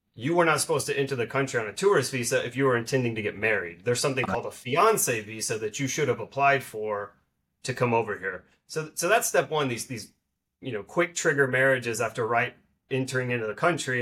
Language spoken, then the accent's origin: English; Dallas, Texas, United States; also born or lived in Arkansas; I'm from the Dallas area